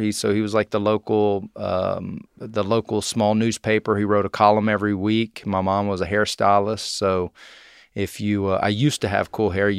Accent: College Station, Texas, United States; I am from Texas. I grew up in a place called Bryan College Station. Nobody knows what Bryan is, so we just say College Station.

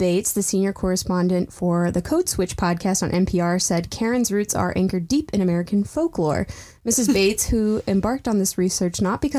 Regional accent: England, United Kingdom; I'm an English person.

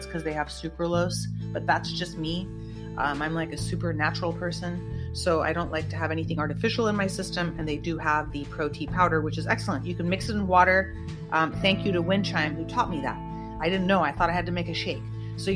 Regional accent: United States; I am an American

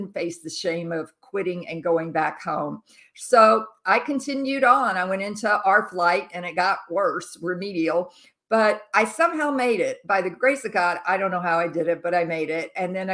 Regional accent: Jackson, Mississippi, United States; I was raised as a Southern Baptist growing up in Jackson, Mississippi, the Bible Belt

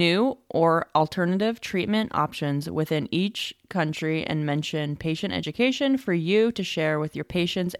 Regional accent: Wasilla, Alaska, United States; I'm from Wasilla, Alaska.

